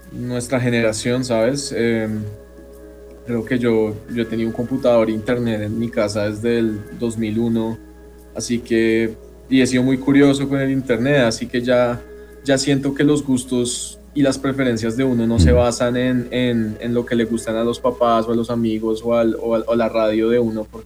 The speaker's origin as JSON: {"language": "Spanish", "country": "Colombia", "said": "ya no estamos como sujetos a que si somos de Colombia vamos a sonar tropical necesariamente."}